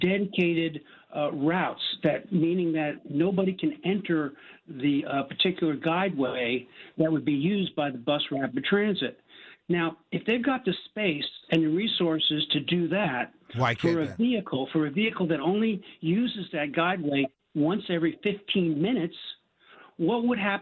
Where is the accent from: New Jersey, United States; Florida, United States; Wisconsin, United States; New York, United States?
New York, United States; I'm from New York